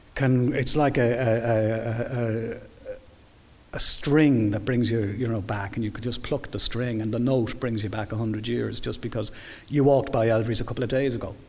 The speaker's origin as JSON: {"language": "English", "town": "Dublin", "region": "Leinster", "country": "Ireland", "said": "I'm very much a Dubliner"}